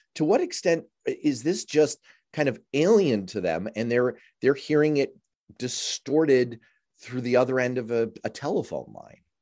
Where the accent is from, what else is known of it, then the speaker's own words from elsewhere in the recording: New York City, New York, United States; I grew up in Manhattan